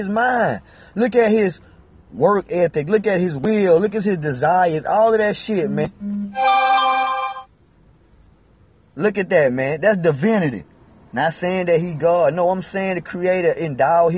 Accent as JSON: {"language": "English", "region": "Alabama", "country": "United States", "said": "I'm from Alabama"}